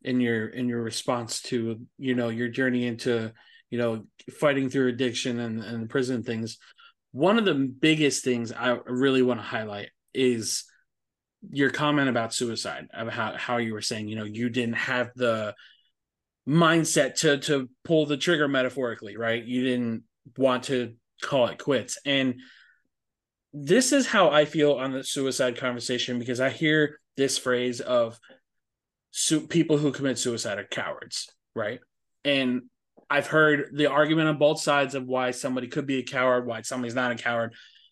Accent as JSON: {"language": "English", "region": "Florida", "country": "United States"}